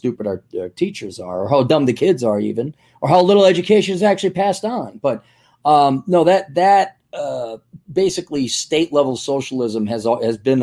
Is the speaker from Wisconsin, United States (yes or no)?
yes; Milwaukee, Wisconsin, United States; moved away as an adult; now in Minnesota, United States; I grew up in Milwaukee and I came here for college. So I've been here 25 years.